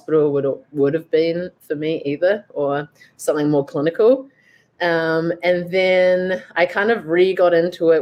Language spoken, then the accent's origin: English; New Zealand; moved away as an adult; now in Vancouver, Canada; I'm obviously originally from New Zealand